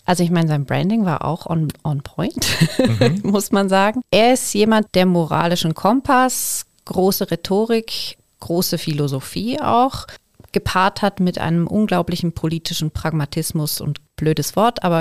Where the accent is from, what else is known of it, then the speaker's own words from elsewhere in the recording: Altnau, Thurgau, Switzerland; Ich komme vom See. Ich bin aufgewachsen im Thurgauer Dorf Altnau am Bodensee.